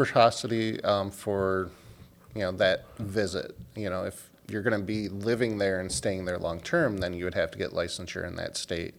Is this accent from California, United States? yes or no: no; Dearborn, Michigan, United States; now in Baltimore, United States; I'm actually from a suburb of Detroit. uh, called Dearborn, Michigan